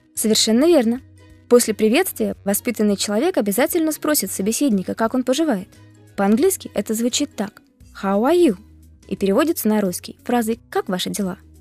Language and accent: Russian; Moscow, Russia; I am from Moscow too. Я тоже из Москвы.